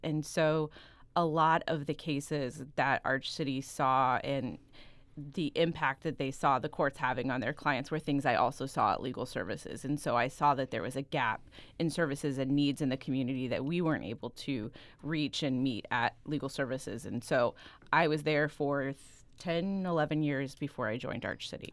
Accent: Branson, Missouri, United States; I am from Branson, Missouri

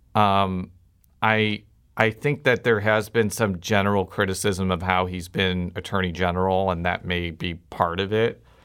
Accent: Illinois, United States; I'm from Illinois

